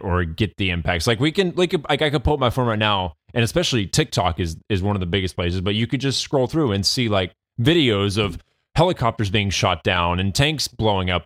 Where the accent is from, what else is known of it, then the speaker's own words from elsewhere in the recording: United States; we as the, as the American people